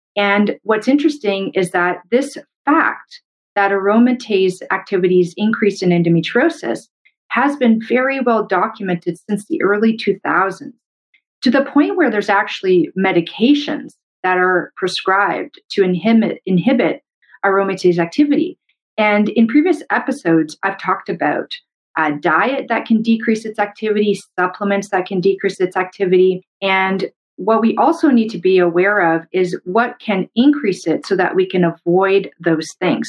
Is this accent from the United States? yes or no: no; Canada; I'm a Canadian medical doctor